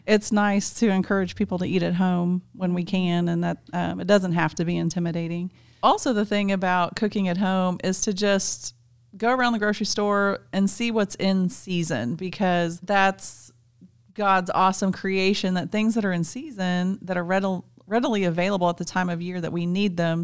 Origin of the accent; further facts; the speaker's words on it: South Central Kansas, United States; As a kid, I grew up in South Central Kansas, r, very rural, very remote.